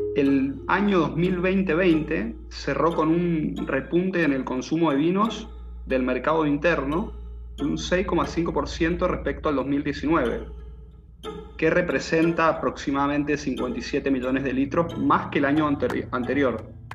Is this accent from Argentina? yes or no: yes; Mendoza, Argentina; accent: cuyano; con mi acento cuyano que me define como mendocino